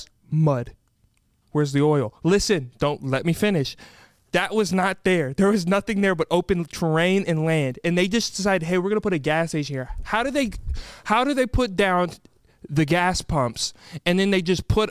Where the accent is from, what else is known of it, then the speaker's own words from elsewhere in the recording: Austin, Texas, United States; moved away; my hometown, Austin, Texas